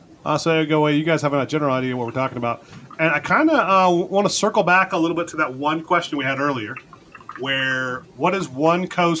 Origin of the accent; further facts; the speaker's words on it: United States; we're American